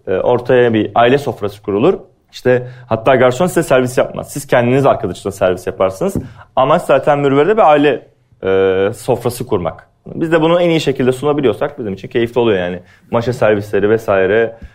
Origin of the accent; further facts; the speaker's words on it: Antalya, Turkey; moved away as an adult; also born or lived in Afyonkarahisar; now in Istanbul, Turkey; ben Antalyalıyım. Antalya Turizm Otelcilik Lisesi mezunuyum.